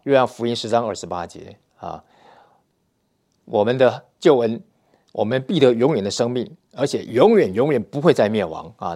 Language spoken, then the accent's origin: Chinese; Taiwan; moved away as an adult; now in Russia; 我们呢是来自台湾